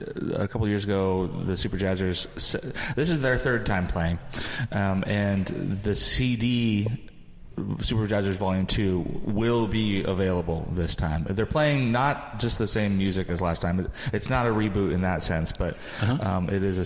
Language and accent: English; the Bay Area, California, United States; I grew up in the Bay Area